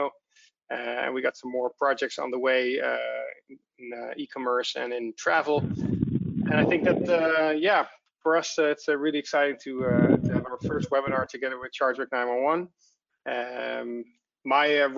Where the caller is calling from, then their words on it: Amsterdam, North Holland, Netherlands; I'm calling in from Amsterdam, the Netherlands, where Advidi is based